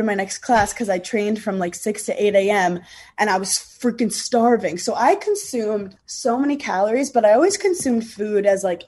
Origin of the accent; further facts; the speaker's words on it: New York, United States; also born or lived in Wisconsin; I'm from New York